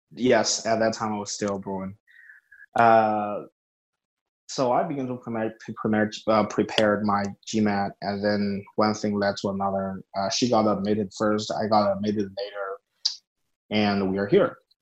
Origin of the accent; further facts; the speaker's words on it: China; moved away; I grew up in a very small town in China.